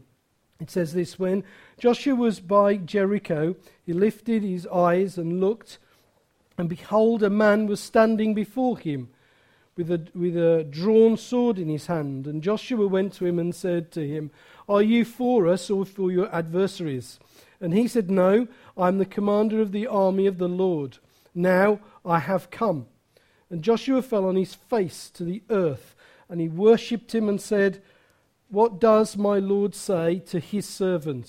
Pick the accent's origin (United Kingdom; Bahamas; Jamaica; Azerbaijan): United Kingdom; Wolverhampton, West Midlands; now in Wales; I come from Wolverhampton.